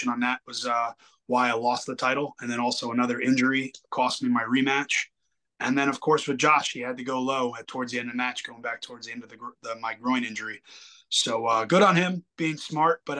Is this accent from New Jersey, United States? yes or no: yes; next to East Rutherford, New Jersey, United States; in East Rutherford, New Jersey, right over the train tracks from my hometown